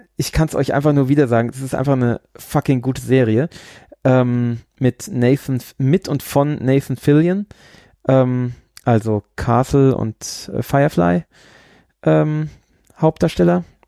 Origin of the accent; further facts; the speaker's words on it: Bavaria, Germany; also born or lived in Pflaumheim / Aschaffenburg; meine Frau kommt ja hier äh, aus diesem Ort, in dem ich jetzt gerade bin, und ich komme ja aus dem Ort zwei Orte weiter